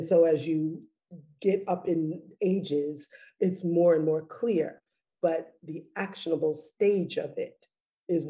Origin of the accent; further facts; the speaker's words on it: Boston, Massachusetts, United States; I'm a Bostonian